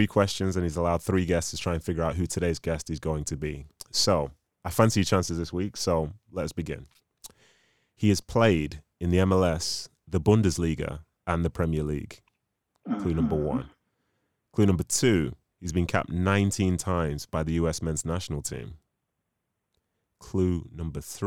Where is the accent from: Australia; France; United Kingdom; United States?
United Kingdom; Manchester, North West England; also born or lived in Nigeria; I'm actually from Manchester. So I was born in Nigeria. I was raised in Manchester nearly 30 years now